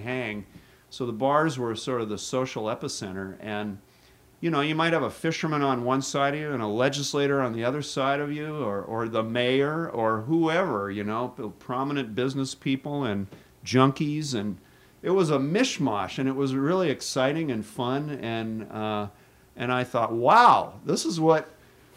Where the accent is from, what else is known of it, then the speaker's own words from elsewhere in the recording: Seattle, Washington, United States; now in Juneau, United States; I was from Seattle, the big city. I came to a small town at the height of the pipeline boom.